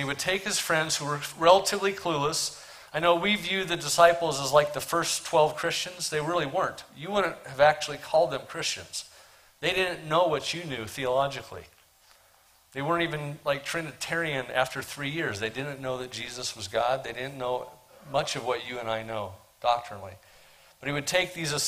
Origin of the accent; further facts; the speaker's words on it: Portland, Oregon, United States; I'm from Portland, Oregon